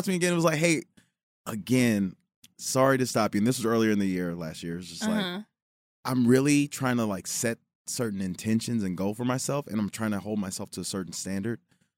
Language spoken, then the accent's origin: English; Chicago, Illinois, United States; now in Los Angeles, United States; I'm from Chicago.